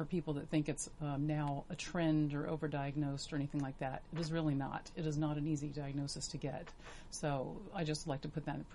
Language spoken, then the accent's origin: English; Virginia, United States; also born or lived in Los Angeles; now in Orange County, United States; I'm from Virginia, and I had lived in Los Angeles, but I moved here